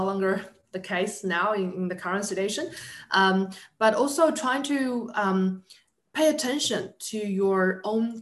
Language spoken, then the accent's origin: English; New Zealand; I'm from New Zealand.